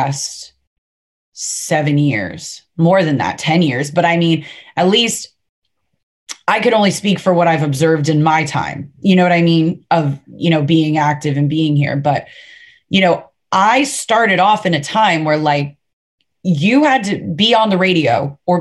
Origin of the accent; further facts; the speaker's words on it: Fort Lauderdale, Florida, United States; I'm from Fort Lauderdale. You know what I mean? So it's not like I grew up in what people would describe as a stereotypical or a typical country lifestyle.